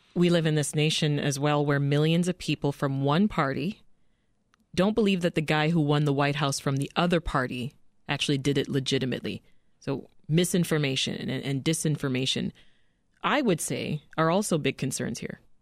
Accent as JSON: {"language": "English", "country": "Canada", "moved": "as an adult", "lives_now": "United States", "said": "I'm Canadian"}